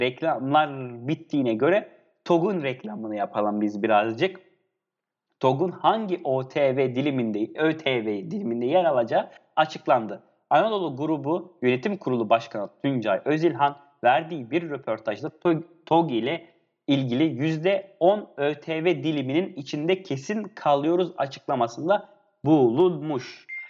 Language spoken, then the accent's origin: Turkish; Antakya, Hatay, Turkey; Ben Hataylıyım, Antakyalıyım.